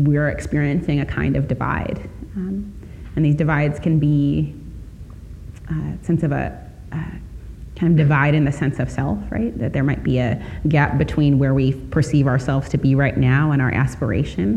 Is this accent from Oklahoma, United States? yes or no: no; Chicago, Illinois, United States; I grew up in Chicago